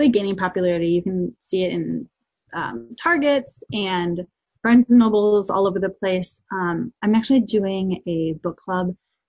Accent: Wisconsin, United States; Growing up in Wisconsin in a smaller town

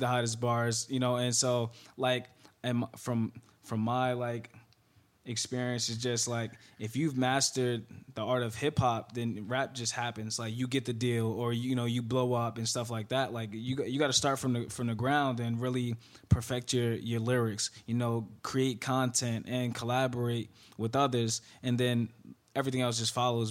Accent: Newark, New Jersey, United States; also born or lived in Florida; from Newark, New Jersey, uh, born and raised

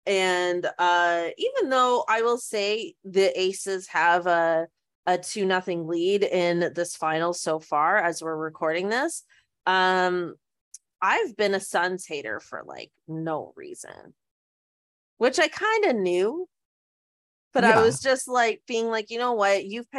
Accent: Canada; it is legit crazy that we didn't know her, even though we're Canadian, we're saying.

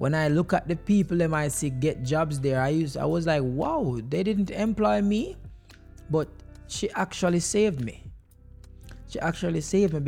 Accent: Jamaica; moved away; growing up in Jamaica

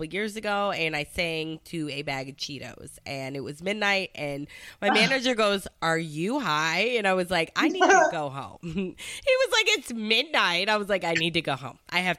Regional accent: Detroit, Michigan, United States; now in Florida, United States; I'm not from here. I'm from Detroit. I'm from Michigan

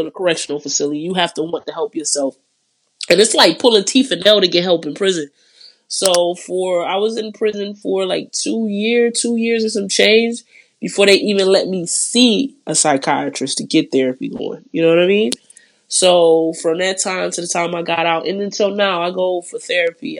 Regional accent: Detroit, Michigan, United States; I'm from Detroit

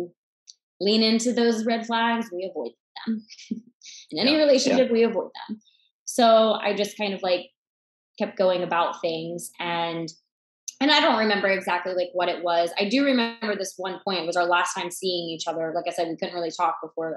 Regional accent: about an hour east of Atlanta, Georgia, United States; About an hour east of Atlanta. So I was born and raised in Georgia

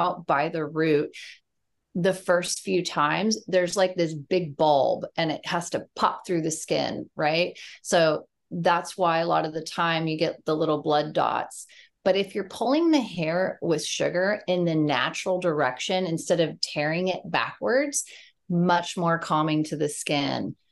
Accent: San Diego, California, United States; also born or lived in Charleston, South Carolina; I am from San Diego, California

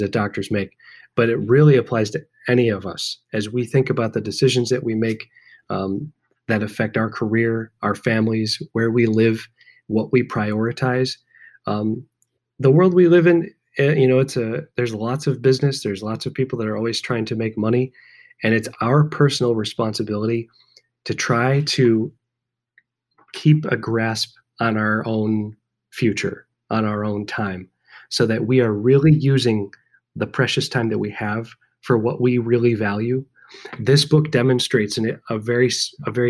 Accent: Chicago, Illinois, United States; I'm from Chicago

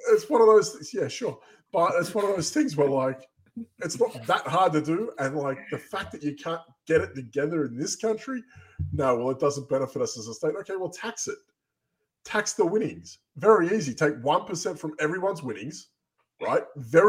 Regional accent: Australia; moved away; I'm from Australia. We have amazing gambling laws throughout the country

